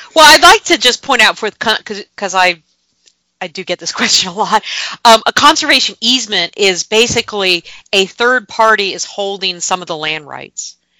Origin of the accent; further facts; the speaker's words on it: Gainesville, Florida, United States; I am from North Florida. I was born and grew, uh, grew up in Gainesville